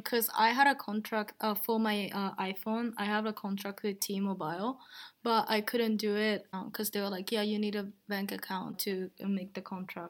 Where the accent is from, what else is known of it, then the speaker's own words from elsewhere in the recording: Japan; now in Rotterdam, Netherlands; And yeah, I'm from Japan